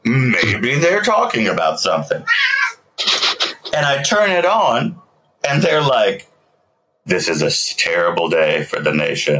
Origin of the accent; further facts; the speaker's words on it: Southern United States, United States; Oh, I'll fuck up a name. I'm from the South. That's like part of my heritage.